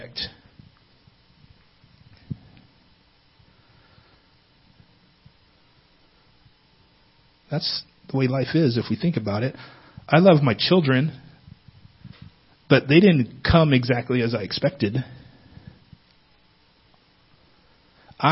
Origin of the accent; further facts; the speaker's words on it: Northern California, United States; moved away; I'm from Northern California